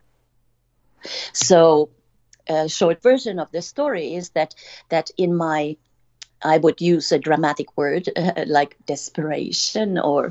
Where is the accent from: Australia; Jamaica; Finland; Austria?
Finland; moved away; this is a story of a little Finnish girl. I'm from Finland.